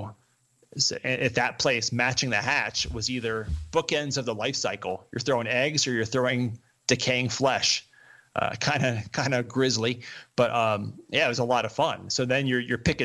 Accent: the East, United States; now in Colorado, United States; growing up in the East

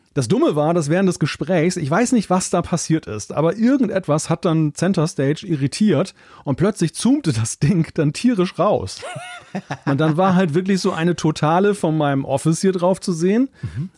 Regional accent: Germany; Als Deutscher

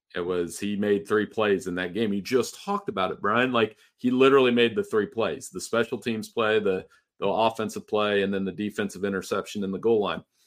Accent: Central Ohio, United States; I grew up in Central Ohio.

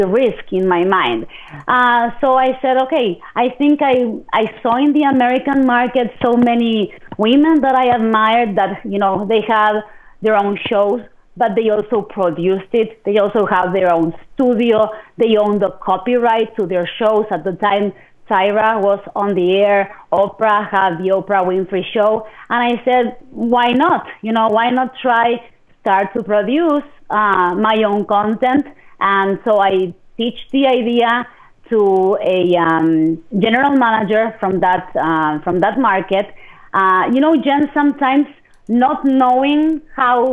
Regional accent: Argentina; moved away as an adult; also born or lived in Midland Odessa, Texas; now in United States; I'm originally from Argentina

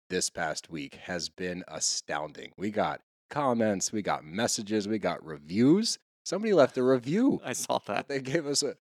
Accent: California, United States; also born or lived in Los Angeles; And by the way, I'm from the Bay and used to live in LA.

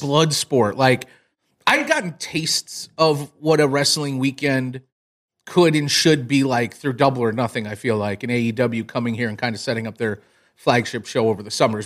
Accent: South Bend, Indiana, United States; I grew up in South Bend, Notre Dame, Indiana

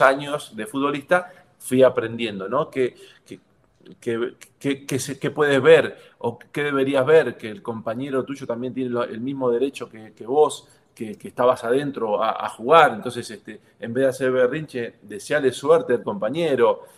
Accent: Argentina; moved away as an adult; also born or lived in Mexico; me quiero ir a Argentina y quiero disfrutar mis últimos dos años o tres años en Argentina, en mi país

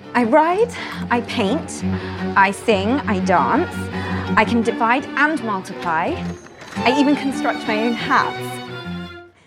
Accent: Canada; I grew up in Canada

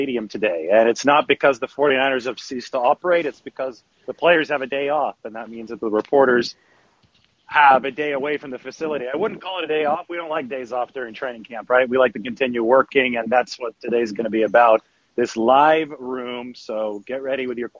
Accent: Central Valley, California, United States; also born or lived in San Francisco Bay Area; I grew up in the Central Valley in California. So I knew what desert heat was like, right? Visalia, Fresno, that whole area

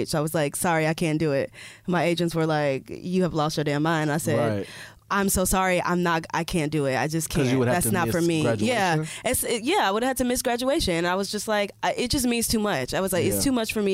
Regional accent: Indiana, United States; moved away; We come from Indiana

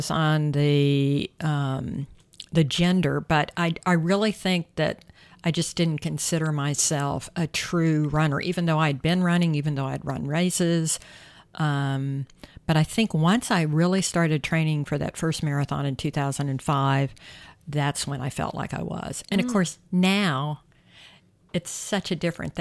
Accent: South Carolina, United States; I can remember running probably my late teens, early 20s in South Carolina in my hometown

